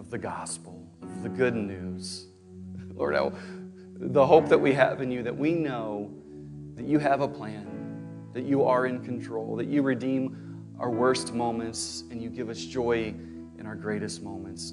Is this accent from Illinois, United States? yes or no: no; St. Louis, Missouri, United States; I was born in Saint Louis